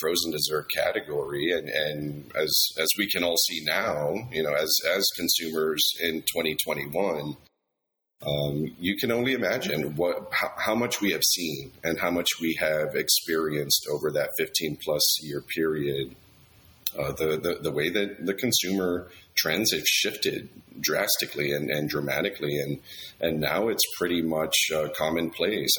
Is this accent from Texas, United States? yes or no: yes; Laredo, Texas, United States; I grew up in Laredo, Texas, which is right on the border to Mexico.